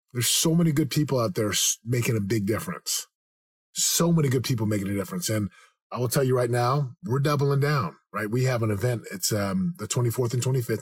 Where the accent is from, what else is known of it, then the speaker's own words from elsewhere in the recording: United States; also born or lived in Southern California; being an American